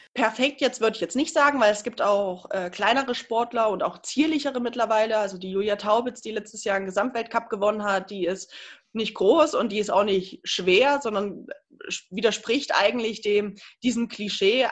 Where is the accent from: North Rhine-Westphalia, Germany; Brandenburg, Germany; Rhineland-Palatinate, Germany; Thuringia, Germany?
Thuringia, Germany; Ilmenau; in meiner Heimatstadt in Immenau